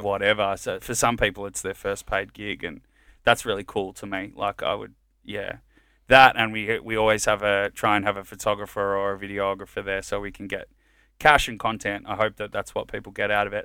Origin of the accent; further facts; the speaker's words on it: Melbourne, Victoria, Australia; also born or lived in Colombia; I grew up in Richmond